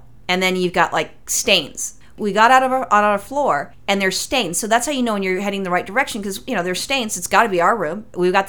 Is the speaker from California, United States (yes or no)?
yes; California, United States; I'm from California and a native Californian